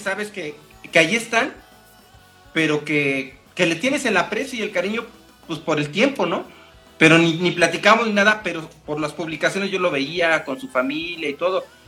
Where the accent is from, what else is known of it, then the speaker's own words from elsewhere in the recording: Mexico; es parte de mi identidad, soy mexicano.